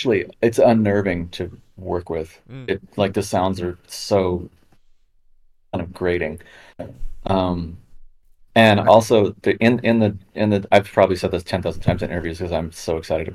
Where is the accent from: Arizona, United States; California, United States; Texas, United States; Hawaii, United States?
California, United States; Los Angeles; moved away as an adult; now in Berlin, Germany; I grew up in California and Los Angeles